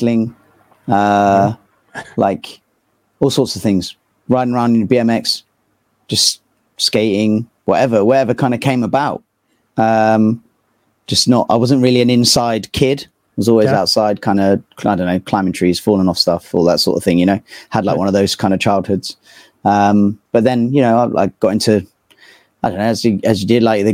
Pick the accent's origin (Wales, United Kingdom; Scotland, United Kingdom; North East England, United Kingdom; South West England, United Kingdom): South West England, United Kingdom; Poole; moved away as an adult; also born or lived in Istanbul, Turkey / London; now in Bristol, United Kingdom; a little small town called Poole. So I grew up there